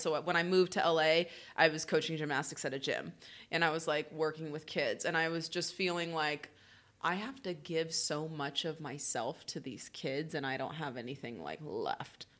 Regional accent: Oklahoma, United States; moved away; I'm from the Midwest

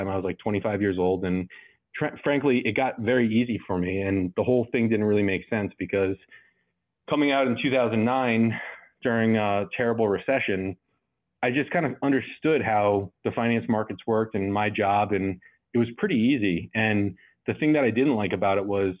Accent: New Jersey, United States; also born or lived in Salem, Virginia; I'm from New Jersey

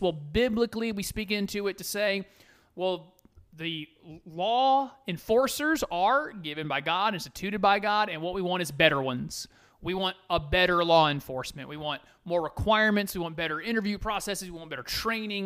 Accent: United States; I am an American

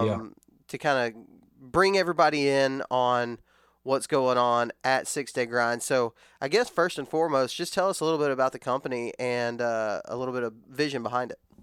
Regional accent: West Texas, United States; growing up in West Texas, we traveled to Alabama all the time

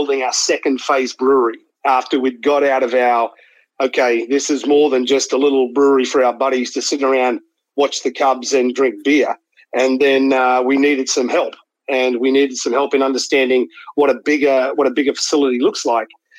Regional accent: Australia; moved away as an adult; also born or lived in Sydney; now in San Diego, United States; I think I'm Australian.

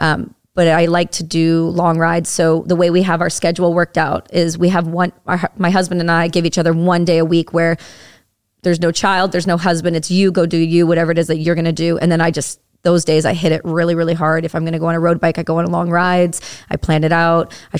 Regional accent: Campbellford, Ontario, Canada; I'm from Ontario. I'm not far outside. I'm from a small town called Campbellford

